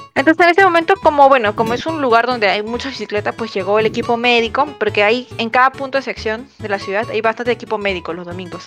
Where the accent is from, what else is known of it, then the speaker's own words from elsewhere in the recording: Peru; yo soy vengo acá de Perú de visita